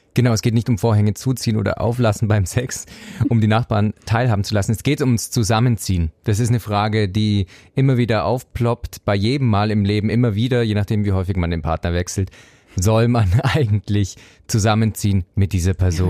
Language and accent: German; Swabia, Baden-Württemberg, Germany; now in Zurich, Switzerland; ich bin Schwabe und spare daher gern